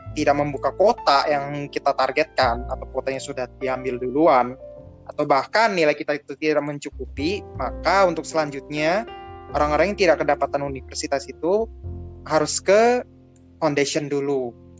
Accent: Jakarta, Indonesia; gua orang Jakarta

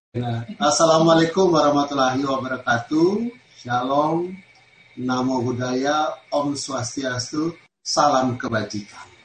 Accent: Sorong, Southwest Papua, Indonesia; dari Sorong, Papua. Di sini saya melihat ada tadi saudara-saudara saya dari Papua juga ada.

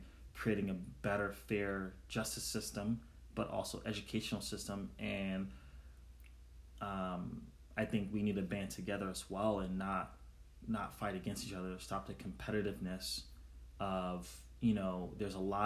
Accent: New York City, New York, United States; the community where I grew up in Brooklyn, New York

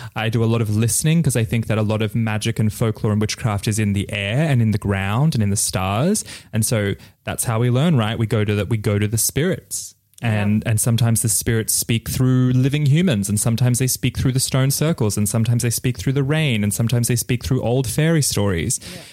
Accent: Bali, Indonesia; my father, who is Balinese, and I was born in Bali

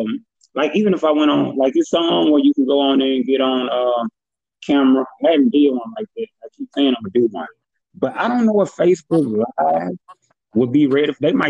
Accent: Memphis, Tennessee, United States; So my, you know, I got a diverse audience because I am from Memphis.

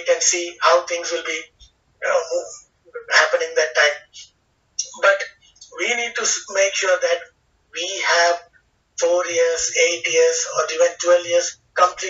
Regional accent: India; as an Indian citizen, as a sports professional in India

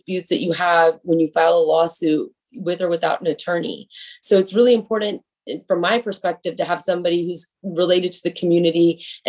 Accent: Houston, Texas, United States; I was born and raised here in Houston, Texas. So I'm a native Houstonian.

